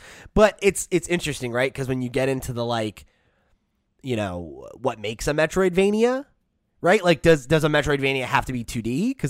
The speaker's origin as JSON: {"language": "English", "region": "Northeast", "country": "United States", "tie": "born or raised there", "said": "It was unlike anything I'd ever seen growing up in the Northeast."}